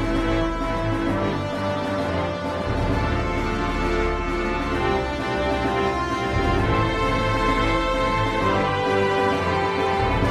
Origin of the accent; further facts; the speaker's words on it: Midwest, United States; as a Midwesterner